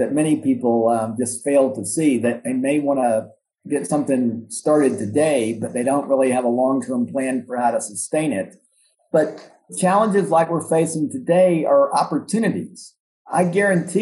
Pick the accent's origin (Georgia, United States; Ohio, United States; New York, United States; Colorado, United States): Georgia, United States; Atlanta; moved away as an adult; now in Memphis, United States; I'm not from Memphis. I actually grew up in Atlanta.